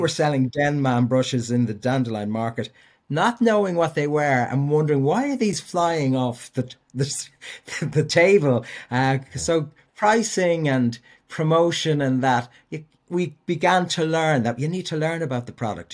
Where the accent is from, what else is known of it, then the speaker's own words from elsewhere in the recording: Dublin, Leinster, Ireland; I grew up in Walkinstown and was the product of a Christian brother school